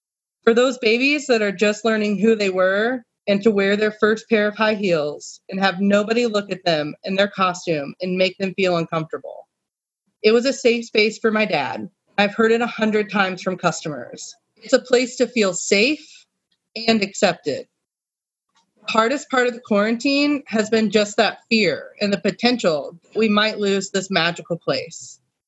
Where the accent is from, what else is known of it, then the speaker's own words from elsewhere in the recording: Muncie, Indiana, United States; I moved back to Muncie from Indianapolis